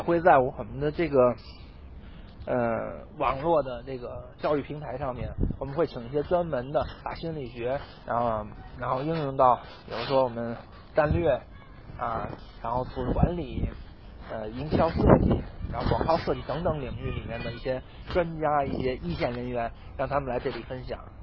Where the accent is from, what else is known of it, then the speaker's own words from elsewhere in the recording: China; 我们中国人